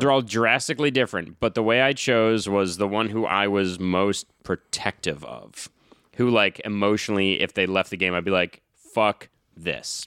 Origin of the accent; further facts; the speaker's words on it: New England, United States; growing up in New England